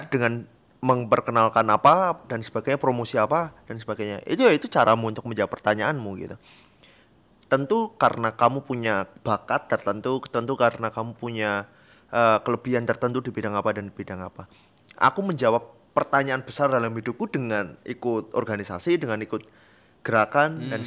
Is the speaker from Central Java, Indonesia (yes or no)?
no; Special Region of Yogyakarta, Indonesia; gimana cara membuat Gunung Kidul atau tetangga atau desa saya menjadi lebih sejahtera gitu